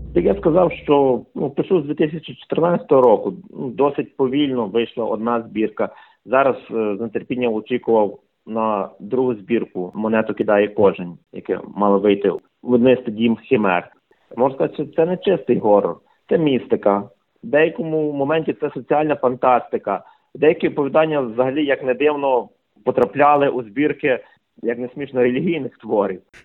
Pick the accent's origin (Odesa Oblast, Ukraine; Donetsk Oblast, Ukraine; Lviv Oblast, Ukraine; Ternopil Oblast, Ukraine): Ternopil Oblast, Ukraine; now in Ivano-Frankivsk, Ukraine; Я сам народився на Тернопільщині, але фактично більшу половину свого життя живу у красивому місті Івано-Франківськ